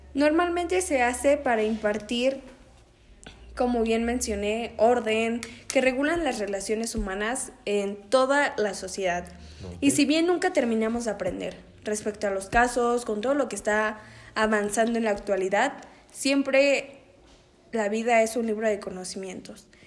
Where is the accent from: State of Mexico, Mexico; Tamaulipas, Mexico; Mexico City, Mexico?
State of Mexico, Mexico; Naucalpan de Juárez; now in San Antonio de las Huertas, Mexico; Nací en Aucalpan de Juárez el día 13 de enero del año 2002.